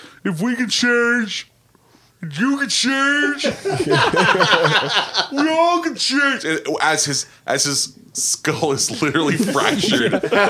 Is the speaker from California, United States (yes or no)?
yes; Bakersfield, California, United States; I wasn't born in Bakersfield. I'm definitely a Bakersfieldian.